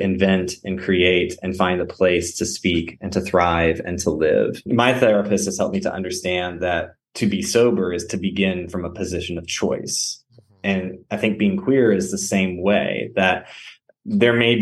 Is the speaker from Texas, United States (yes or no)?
yes; South Central Texas, United States; moved away as an adult; also born or lived in Memphis / North Carolina; growing up in South Central Texas where I didn't know a lot of gay men or really any.